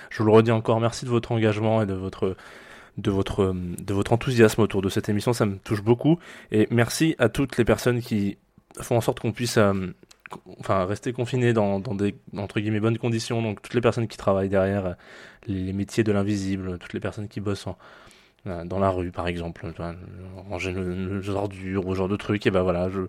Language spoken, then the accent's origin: French; Provence-Alpes-Côte d'Azur, France; pour ceux qui ne le savent pas, je suis d'origine du Var. Voilà, donc j'ai pris un autre accent que celui du Var.